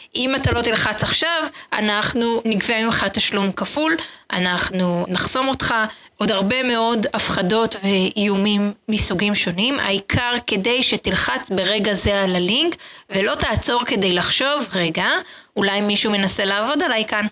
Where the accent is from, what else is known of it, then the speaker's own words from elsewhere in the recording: Israel; וכולנו כישראלים